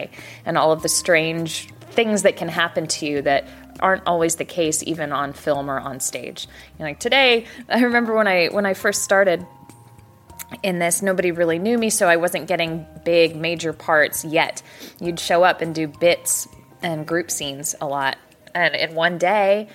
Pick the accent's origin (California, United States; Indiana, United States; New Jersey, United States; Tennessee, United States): California, United States; San Diego; now in Dallas, United States; I grew up in San Diego